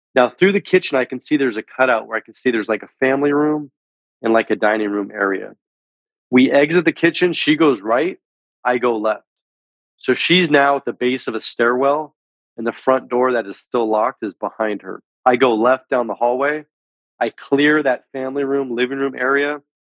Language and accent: English; San Francisco Bay Area, Northern California, United States; I'm originally from the San Francisco Bay Area in Northern California. Was born and raised.